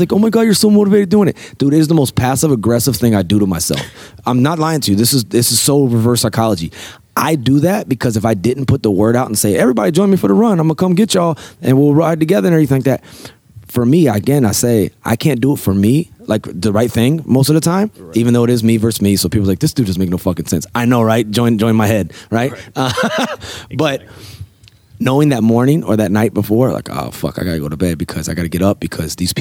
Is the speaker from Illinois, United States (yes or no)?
no; Norfolk, Virginia, United States; We're living in Norfolk, Virginia, my hometown.